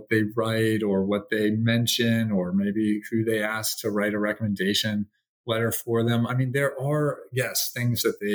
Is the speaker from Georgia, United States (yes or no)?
yes; Atlanta, Georgia, United States; I have two good friends from high school growing up in Atlanta